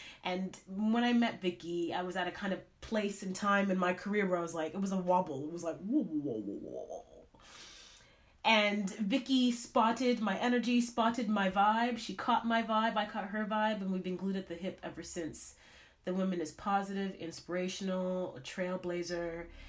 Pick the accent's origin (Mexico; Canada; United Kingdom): Canada; I mean, growing up in Canada, seeing this woman, my dream was to dance on Broadway.